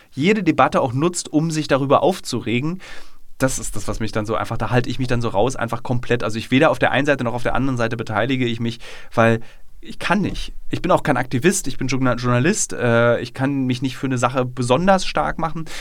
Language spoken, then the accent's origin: German; Berlin, Germany; meine Heimatstadt